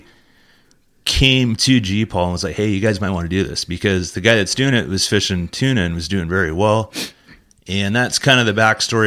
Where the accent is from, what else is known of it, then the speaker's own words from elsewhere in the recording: Long Beach, California, United States; I grew up in Long Beach